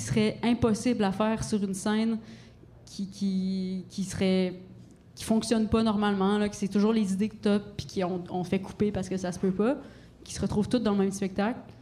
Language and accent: French; Gaspésie, Quebec, Canada; j'ai grandi en Gaspésie